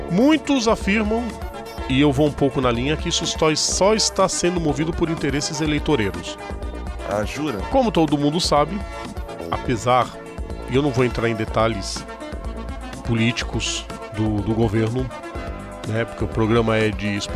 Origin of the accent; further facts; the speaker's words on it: São Paulo, Brazil; eu sou paulista.